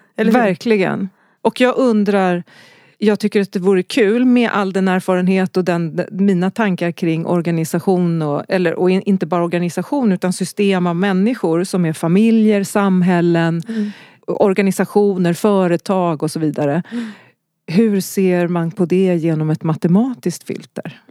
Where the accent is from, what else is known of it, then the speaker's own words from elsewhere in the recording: Stockholm, Stockholm County, Sweden; also born or lived in Gävle / Skövde; Så jag flyttade till Stockholm när jag var sex.